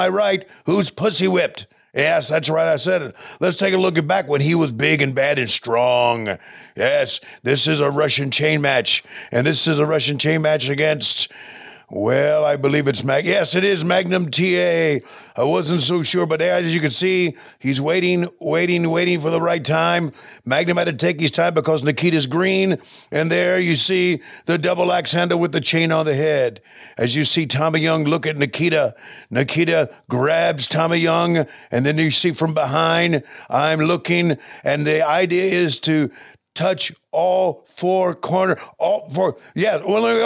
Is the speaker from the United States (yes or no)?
no; Canada; I'm from Canada